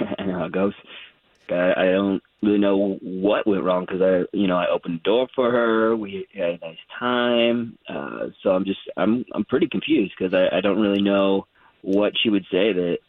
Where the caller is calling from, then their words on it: Pine Castle, Florida, United States; I'm in the Pinecastle area.